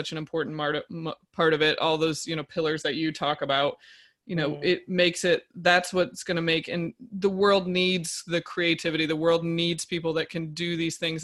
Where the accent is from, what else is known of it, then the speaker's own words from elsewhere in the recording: upstate New York, United States; we're in upstate New York in my hometown